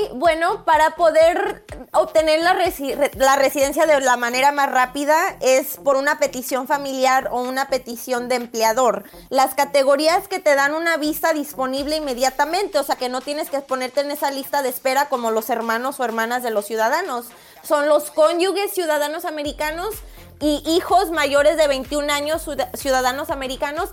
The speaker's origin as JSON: {"language": "Spanish", "town": "Guadalajara", "region": "Jalisco", "country": "Mexico", "moved": "yes", "lives_now": "San Diego, United States", "said": "México, Guadalajara"}